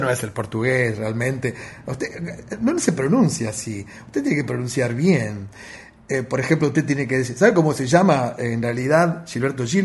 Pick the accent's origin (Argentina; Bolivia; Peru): Argentina; como argentinos